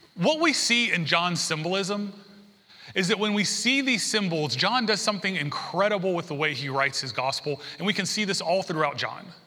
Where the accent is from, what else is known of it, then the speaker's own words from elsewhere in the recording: the South, United States; also born or lived in San Diego; now in Alabama, United States; I grew up in the South